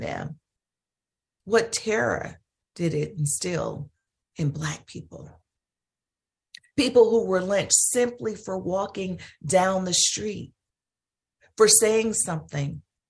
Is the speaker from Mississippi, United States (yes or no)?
yes; Holly Springs, Mississippi, United States; my hometown in Holly Springs, Mississippi